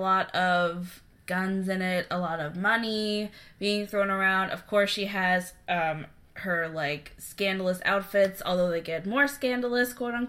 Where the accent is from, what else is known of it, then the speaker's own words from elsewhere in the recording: United States; we are American. We think we know a little bit about South Korean culture, but we are definitely not experts. We're not from South Korea. We have not lived in South Korea.